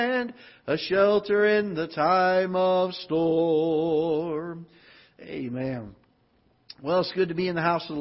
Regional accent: Florida, United States; now in Festus, United States; I'm from Florida

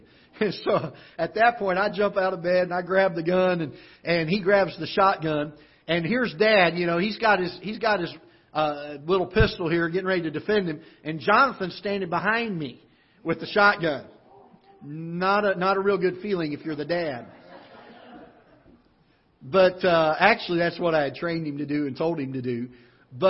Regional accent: South Florida, United States; now in Festus, Missouri, United States; But I grew up in Florida and South Florida

